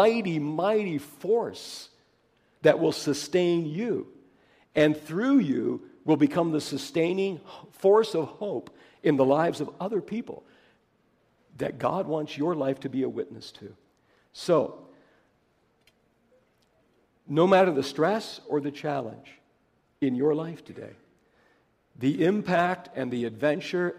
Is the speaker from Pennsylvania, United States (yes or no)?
yes; Pennsylvania, United States; I come from Pennsylvania